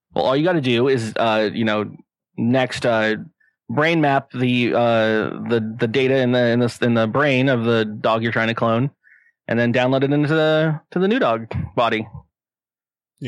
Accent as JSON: {"language": "English", "town": "San Diego", "region": "California", "country": "United States", "tie": "born or raised there", "said": "I'm born and raised in San Diego"}